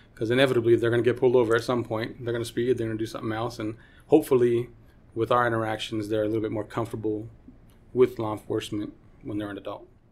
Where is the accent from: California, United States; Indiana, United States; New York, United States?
California, United States; Los Angeles; now in Utah, United States; I grew up in Los Angeles, California, and my high school was pretty, pretty run